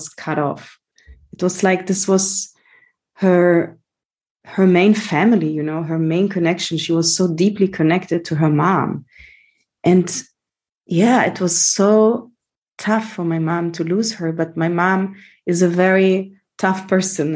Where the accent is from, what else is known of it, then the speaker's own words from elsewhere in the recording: Germany; So I grew up in Germany. I was born and raised there to Greek parents.